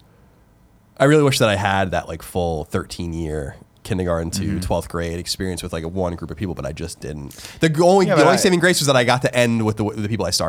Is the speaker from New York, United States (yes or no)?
yes; New York, United States; a good example is my friend Eric, who was another good friend of mine growing up on Long Island. We would play D&D together and we'd play with G.I. Joes and go swimming